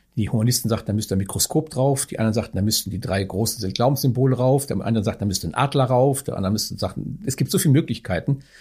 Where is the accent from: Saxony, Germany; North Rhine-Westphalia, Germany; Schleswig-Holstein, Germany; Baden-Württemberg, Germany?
North Rhine-Westphalia, Germany; moved away as an adult; also born or lived in Bavaria / Niederalteich; now in Berlin, Germany; Herkommen tue ich aus dem etwas, ich muss sagen, ja nicht sagen Ostwestfalen